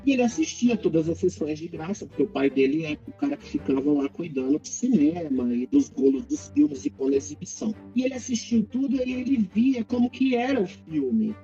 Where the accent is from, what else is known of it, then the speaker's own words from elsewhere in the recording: Brazil; eu estou orgulhoso de ser brasileiro